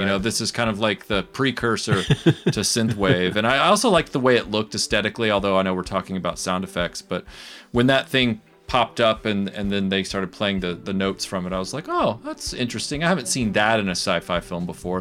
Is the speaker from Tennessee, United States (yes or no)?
yes; Nashville, Tennessee, United States; I was born in Nashville, Tennessee in the United States, which is a southern state, and I was born in 78. So I grew up in the 80s